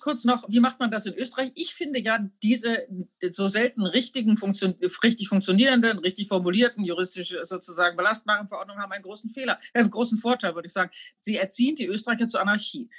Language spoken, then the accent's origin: German; Germany; als Deutsche